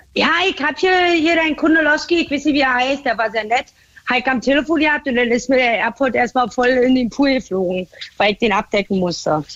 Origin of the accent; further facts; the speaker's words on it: Berlin, Germany; accent: Berlin dialect (Berlinern); moved away as an adult; now in Baden-Württemberg, Germany; Berlin war halt meine Heimat